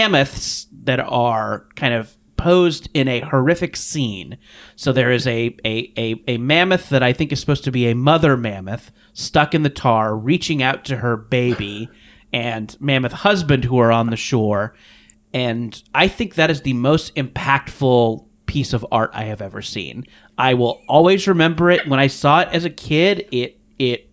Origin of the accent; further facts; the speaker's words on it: Orange County, California, United States; I grew up in Orange County, which is maybe an hour south